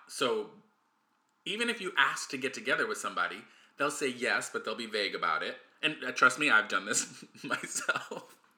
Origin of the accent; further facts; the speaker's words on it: United States; I'm the American